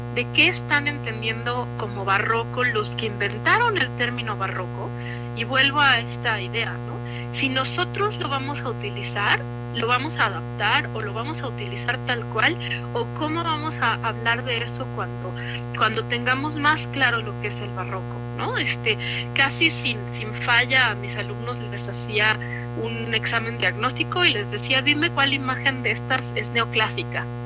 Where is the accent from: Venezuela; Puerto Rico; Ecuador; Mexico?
Mexico; uno como mexicano